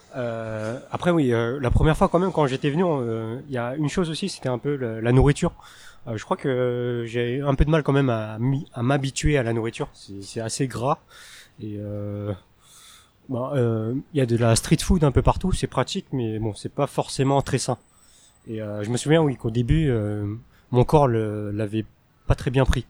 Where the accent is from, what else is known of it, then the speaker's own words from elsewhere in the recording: France; first language Teochew; now in Taiwan; j'ai des origines euh, chinoises, mais je suis né et j'ai grandi en France